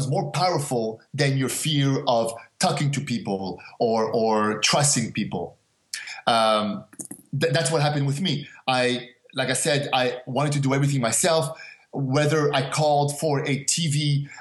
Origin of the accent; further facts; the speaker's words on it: Montreal, Quebec, Canada; also born or lived in Casablanca, Morocco; I grew up in Montreal, but I was actually born in Morocco, in Casablanca, Morocco. We left when I was 5 years old to go to Canada.